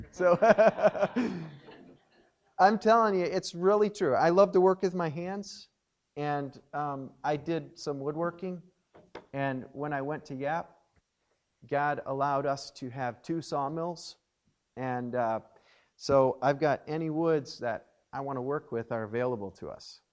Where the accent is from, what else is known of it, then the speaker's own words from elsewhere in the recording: Watertown, Wisconsin, United States; I grew up in Watertown, Wisconsin, and uh, was born at St. Mary's Hospital there in Watertown